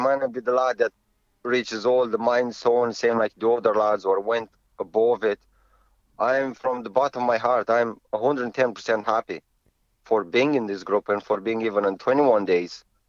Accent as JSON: {"language": "English", "country": "Romania", "lives_now": "Ireland"}